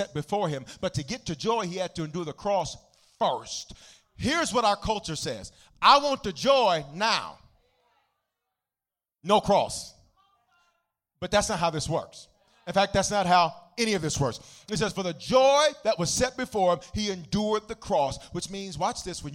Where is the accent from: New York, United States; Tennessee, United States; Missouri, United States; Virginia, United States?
Tennessee, United States; Memphis; I'm from Memphis